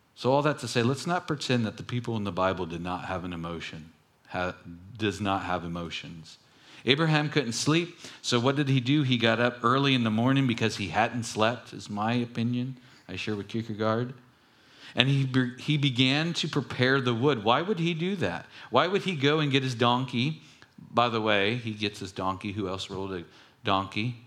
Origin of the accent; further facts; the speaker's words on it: Long Beach, California, United States; when I grew up in Long Beach